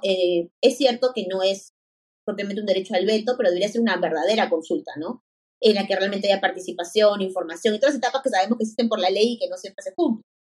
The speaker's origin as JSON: {"language": "Spanish", "region": "Lima", "country": "Peru", "said": "yo soy de Lima"}